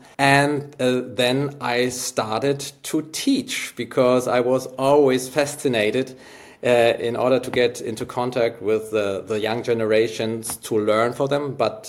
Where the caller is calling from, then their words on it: Hamburg, Germany; I'm here from Hamburg in Germany